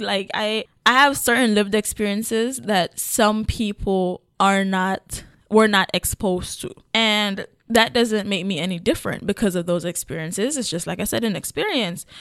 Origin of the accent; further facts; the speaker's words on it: Kingston, Jamaica; moved away; also born or lived in Portland, Jamaica; But I grew up in Kingston